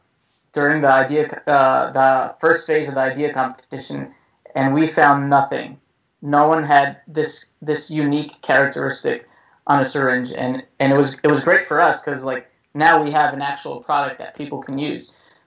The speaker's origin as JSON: {"language": "English", "region": "East Coast", "country": "United States", "said": "Well, we're both from the East Coast"}